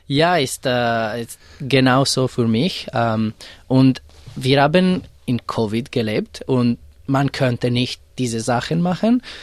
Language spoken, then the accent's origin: German; Italian-speaking part of Switzerland, Ticino, Switzerland; German is a second language; moved away as an adult; also born or lived in Zurich, Switzerland; now in Melbourne, Australia; ich komme aus der Schweiz, äh, der italienischen Teil.